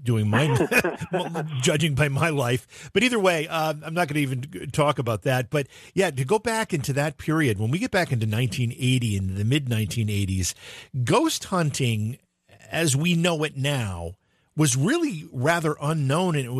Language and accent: English; Oneonta, New York, United States; I grew up in Oneonta, New York